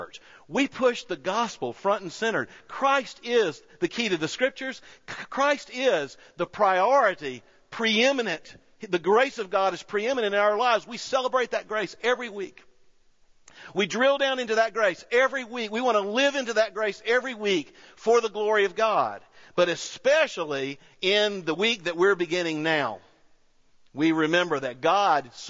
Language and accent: English; United States; I'm an American.